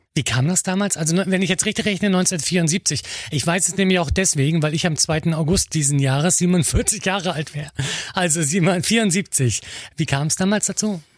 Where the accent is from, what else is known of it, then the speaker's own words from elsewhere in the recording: Mecklenburg-Vorpommern, Germany; Ganz, ganz viele Dörfer, aber auch Kleinstädte bei uns in Mecklenburg-Vorpommern